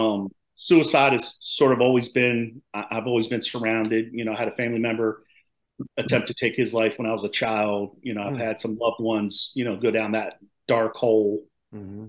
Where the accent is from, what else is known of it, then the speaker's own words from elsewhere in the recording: Maryland, United States; now in North Carolina, United States; I'm originally from Maryland. I live down in North Carolina now.